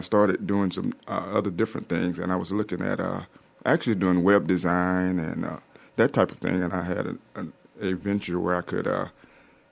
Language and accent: English; Prichard, Alabama, United States; I am from Pritchard, Alabama, right here in Mobile. I went to Blount High School